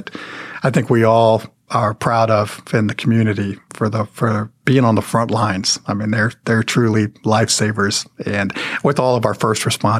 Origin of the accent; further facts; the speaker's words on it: Dallas, Texas, United States; Growing up in Dallas